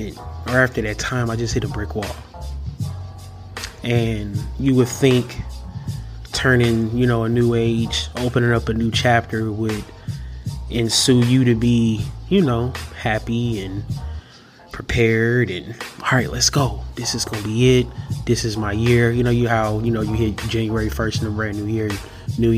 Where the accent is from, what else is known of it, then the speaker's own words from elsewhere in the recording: Milwaukee, Wisconsin, United States; I'm from Milwaukee, Wisconsin.